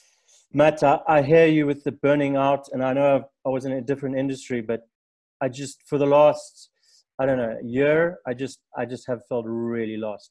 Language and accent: English; South Africa; I'm a third generation African